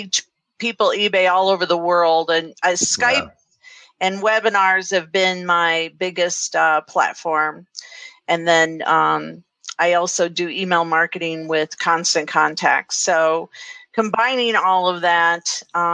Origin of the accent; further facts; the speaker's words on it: Florida, United States; I'm from Florida